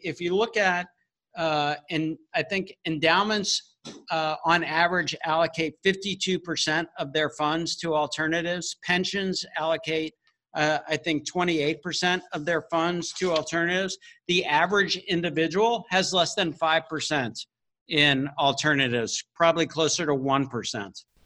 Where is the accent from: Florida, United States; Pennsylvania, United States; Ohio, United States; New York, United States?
Florida, United States; Miami; so I grew up in Miami, Florida